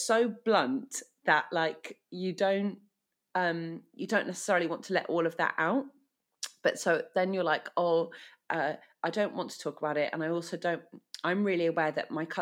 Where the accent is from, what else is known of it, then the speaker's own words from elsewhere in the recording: United Kingdom; as a Brit